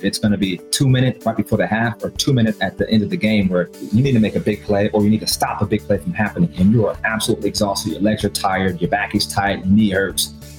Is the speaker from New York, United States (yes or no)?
no; New Britain, Connecticut, United States; So I was born and raised in New Britain, Connecticut, hard hit in New Britain. And I stayed there for 23 years of my life.